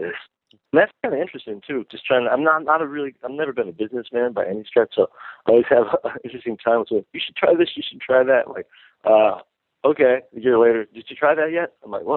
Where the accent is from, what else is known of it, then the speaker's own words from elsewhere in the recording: Binghamton, New York, United States; moved away; where I grew up in Binghamton, New York